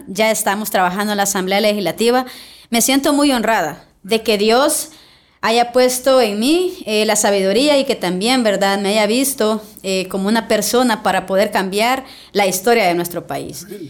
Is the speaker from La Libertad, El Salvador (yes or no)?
yes; Ciudad Arce, La Libertad, El Salvador; Yo vengo de una cuna muy humilde, vengo del municipio de Ciudad Arce, que es de mi querido departamento